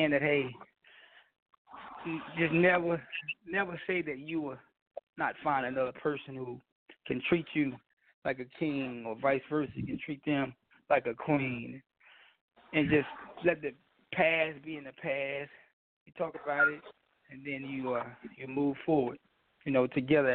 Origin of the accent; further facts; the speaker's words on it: Charleston, Mississippi, United States; moved away as an adult; also born or lived in New York City; now in Memphis, United States; my little hometown of Charleston, Mississippi. I'm a Mississippi boy, even though I stay in Memphis